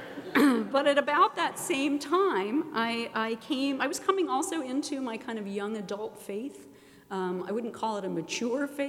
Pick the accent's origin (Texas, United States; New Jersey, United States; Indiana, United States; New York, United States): New Jersey, United States; Princeton; I grew up in Princeton